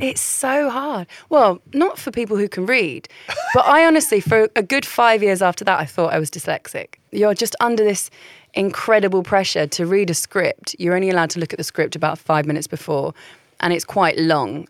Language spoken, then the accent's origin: English; Caterham, South East England, United Kingdom; also born or lived in Essex / Central London / Putney; I was born in Essex. I moved to central London. I grew up in Surrey, but not Surrey, like Croydon